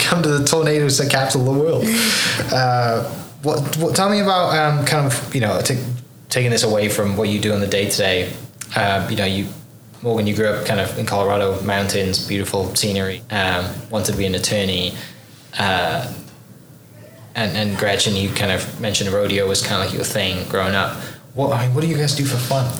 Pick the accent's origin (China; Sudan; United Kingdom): United Kingdom; Wales; now in Oklahoma, United States; I'm from Wales in the UK